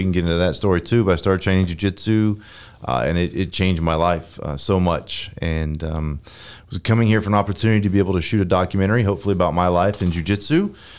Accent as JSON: {"language": "English", "region": "North Carolina", "country": "United States", "tie": "born or raised there", "moved": "as an adult", "lives_now": "Texas, United States", "said": "born and raised in North Carolina"}